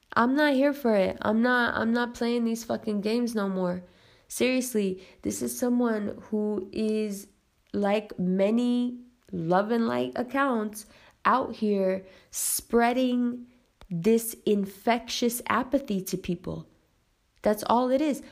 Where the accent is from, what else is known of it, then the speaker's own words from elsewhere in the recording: United States; also born or lived in Pakistan; as an American